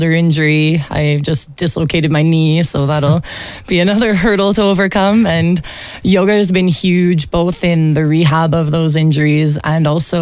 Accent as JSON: {"language": "English", "town": "Taber", "region": "Alberta", "country": "Canada", "lives_now": "Olds, Canada", "said": "I'm from Taber, Alberta, so just south of here"}